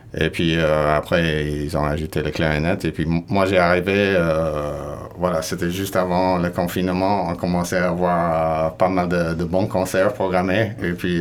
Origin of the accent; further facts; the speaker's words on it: California, United States; also born or lived in Basque Country, France; now in Landes, France; je viens de Californie